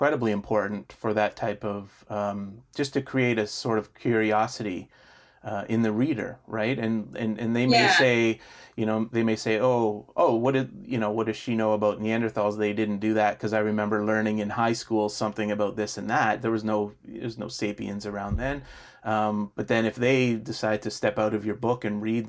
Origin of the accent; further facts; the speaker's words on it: Canada; as a Canadian